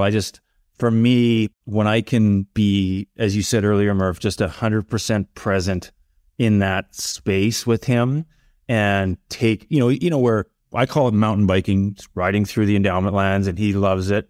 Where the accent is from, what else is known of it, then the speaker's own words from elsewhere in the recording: Medicine Hat, Alberta, Canada; growing up in Medicine Hat in the seventies